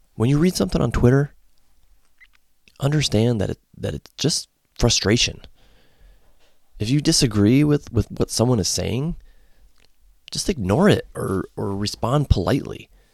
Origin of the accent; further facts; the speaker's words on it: Connecticut, United States; moved away as an adult; also born or lived in Ohio; now in Columbus, United States; I grew up in Connecticut and was a Hartford Whalers fan.